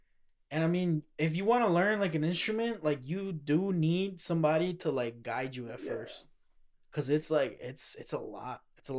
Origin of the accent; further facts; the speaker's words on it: Berwyn, Illinois, United States; also born or lived in Cicero, Illinois; we grew up in Berwyn, Cicero